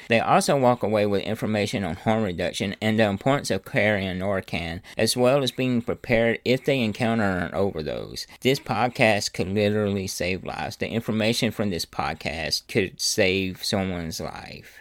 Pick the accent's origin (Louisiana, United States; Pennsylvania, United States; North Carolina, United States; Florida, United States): Louisiana, United States; I'm from Louisiana